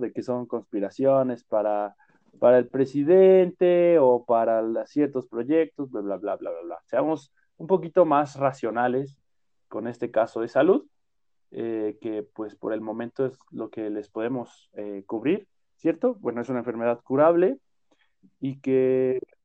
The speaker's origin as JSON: {"language": "Spanish", "country": "Mexico", "said": "como mexicanos"}